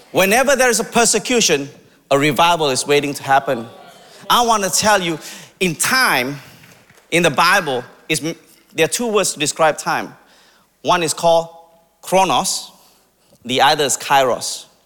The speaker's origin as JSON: {"language": "English", "country": "India", "said": "I'm Indian, by the way, if you can't tell."}